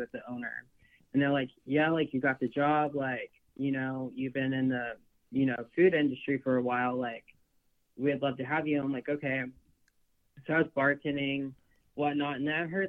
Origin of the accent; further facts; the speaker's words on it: Texas, United States; I'm from Texas